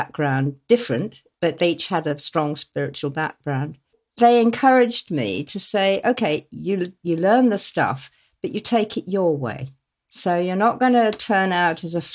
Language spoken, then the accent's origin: English; Exmoor and Dartmoor, South West England, United Kingdom; little tiny villages that I grew up in on Exmoor and Dartmoor